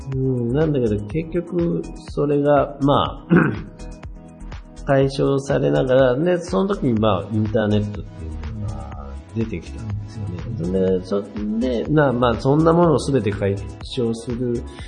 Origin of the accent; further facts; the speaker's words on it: Wake, Okayama, Japan; 僕の出身和家っていう、和家町っていう町なんですけど